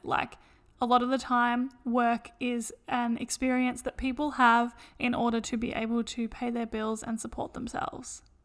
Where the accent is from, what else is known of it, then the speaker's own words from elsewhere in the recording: Australia; we're from Australia